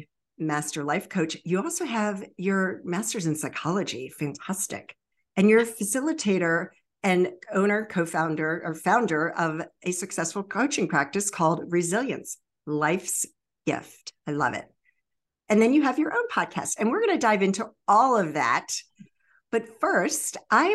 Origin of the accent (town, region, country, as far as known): Baltimore-Annapolis area, Maryland, United States; born or raised there; also born or lived in Virginia Beach, Virginia